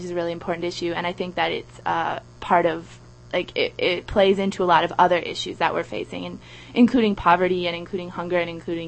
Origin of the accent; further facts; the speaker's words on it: Madison, Wisconsin, United States; I'm from Madison, Wisconsin